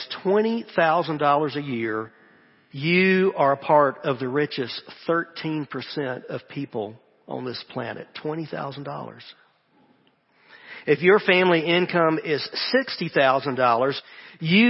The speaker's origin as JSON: {"language": "English", "region": "the American South", "country": "United States"}